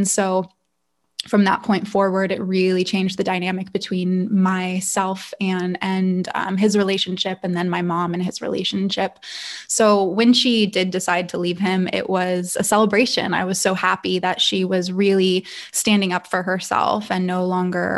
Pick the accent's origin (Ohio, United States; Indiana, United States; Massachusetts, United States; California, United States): California, United States; Calabasas; I grew up in Northern LA County, which is pretty affluent. It's Agora Hills, Calabasas area.